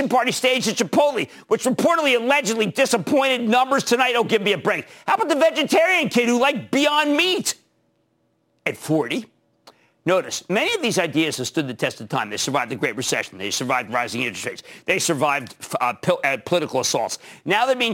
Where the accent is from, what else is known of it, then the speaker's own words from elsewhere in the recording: Philadelphia, Pennsylvania, United States; I'm from Philadelphia